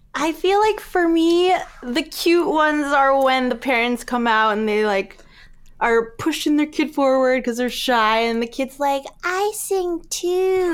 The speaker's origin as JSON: {"language": "English", "region": "Alaska", "country": "United States", "tie": "born or raised there", "said": "growing up in Alaska"}